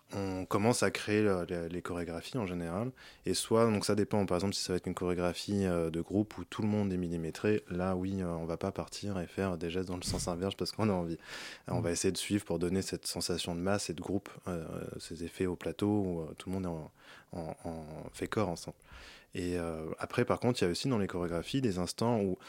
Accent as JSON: {"language": "French", "town": "Paris", "region": "Île-de-France", "country": "France", "tie": "born or raised there", "said": "j'ai grandi à Paris"}